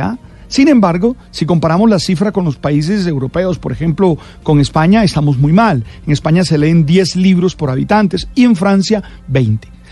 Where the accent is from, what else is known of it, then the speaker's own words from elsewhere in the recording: Colombia; quiénes somos nosotros, los colombianos